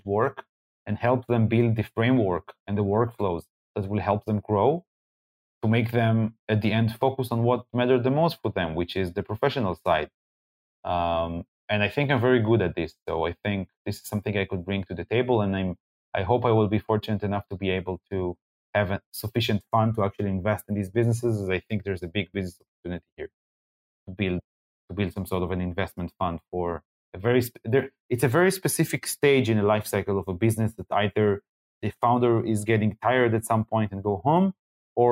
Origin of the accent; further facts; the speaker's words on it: Israel; I'm coming from Israel